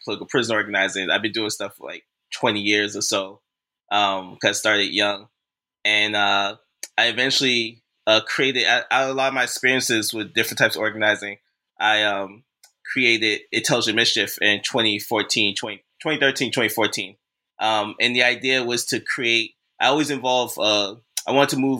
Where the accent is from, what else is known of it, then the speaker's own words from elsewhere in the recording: Boston, Massachusetts, United States; moved away as an adult; now in Brooklyn, United States; I was born and raised in Boston, Massachusetts.